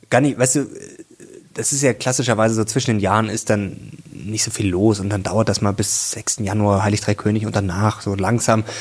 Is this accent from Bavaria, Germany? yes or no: yes; Munich, Bavaria, Germany; Venga di Monaco müsste das heißen. Ich komme aus München.